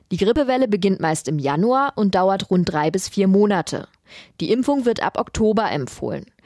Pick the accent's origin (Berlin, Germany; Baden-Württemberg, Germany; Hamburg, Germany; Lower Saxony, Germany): Berlin, Germany; Wilmersdorf; Wir sind eigentlich aus Wilmersdorf und äh, hatten Urlaub an der Ostsee geplant